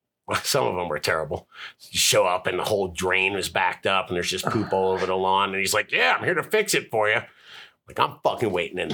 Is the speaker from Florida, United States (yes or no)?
yes; Florida, United States; So I'm from Florida, behaves like I'm from Colorado, and sounds like I'm from Venice Beach.